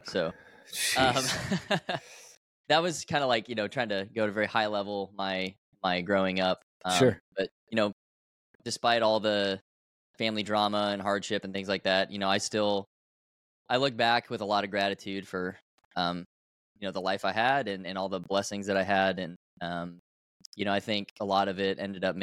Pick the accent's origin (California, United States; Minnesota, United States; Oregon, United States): Oregon, United States; Beaverton; I grew up in Oregon, outside Portland, Oregon, in a town called Beaverton